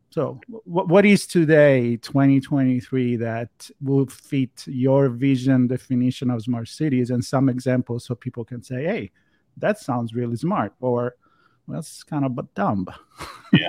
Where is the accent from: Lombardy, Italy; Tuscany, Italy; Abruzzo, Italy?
Tuscany, Italy; Florence; now in Los Angeles, United States; So I come from Europe, from Florence